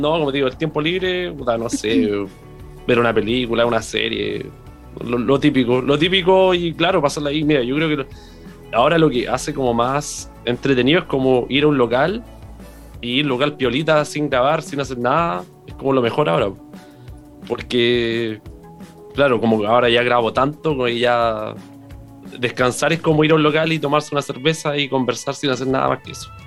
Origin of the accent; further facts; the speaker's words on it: Concepción, Biobío, Chile; nací en el hospital regional, pues así que más penquista no puedo ser.